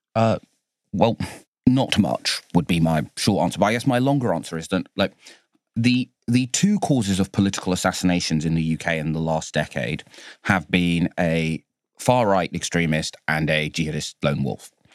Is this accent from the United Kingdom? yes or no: yes; London, United Kingdom; my hometown of Bow, where I was born